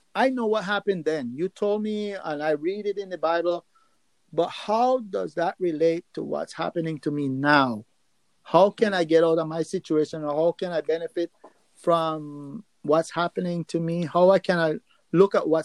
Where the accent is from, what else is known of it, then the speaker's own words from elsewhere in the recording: Nicaragua; moved away; also born or lived in New York City, United States; I grew up in Nicaragua